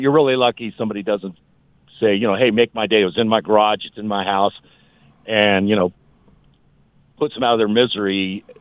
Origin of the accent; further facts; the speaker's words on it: Colorado, United States; I've grown up, born and raised in Colorado